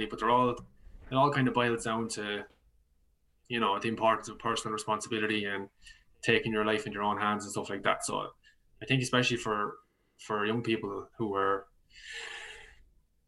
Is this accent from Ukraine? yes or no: no; County Laois, Leinster, Ireland; moved away as an adult; now in Dublin, Ireland; I'm from County Leash originally.